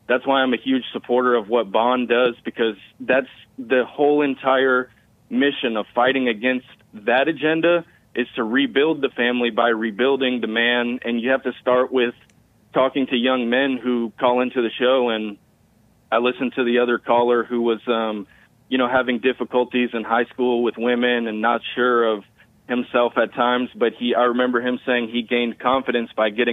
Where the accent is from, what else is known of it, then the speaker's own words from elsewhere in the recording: Houston, Texas, United States; I'm from Houston